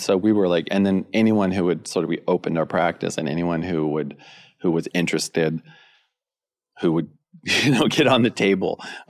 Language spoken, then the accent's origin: English; California, United States; I grew up in Northern California, skating, surfboard, surfing, skateboarding, and doing sports and stuff.